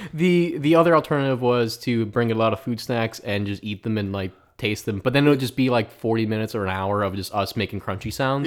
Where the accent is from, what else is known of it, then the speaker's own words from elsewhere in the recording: Philadelphia, Pennsylvania, United States; I grew up in Northeast Philly